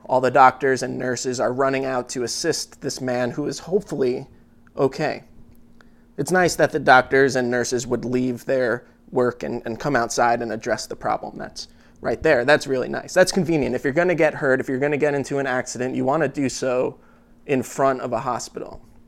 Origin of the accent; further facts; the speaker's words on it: United States; as an American citizen